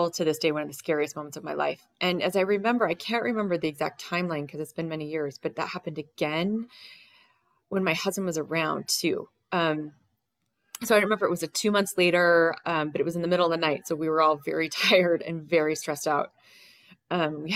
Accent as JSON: {"language": "English", "town": "Holladay", "region": "Utah", "country": "United States", "tie": "born or raised there", "also_born_or_lived": "New York", "moved": "as an adult", "said": "I grew up in Holiday"}